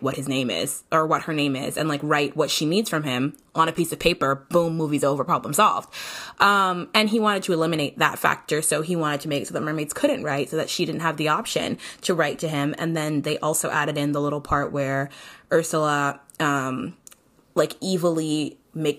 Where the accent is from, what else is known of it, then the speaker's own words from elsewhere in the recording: St. Kitts & Nevis; I'm from St. Kitts and Nevis